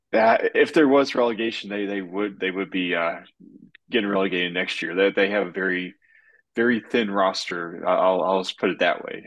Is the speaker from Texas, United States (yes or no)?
no; Ohio, United States; moved away; my hometown, Speed, Ohio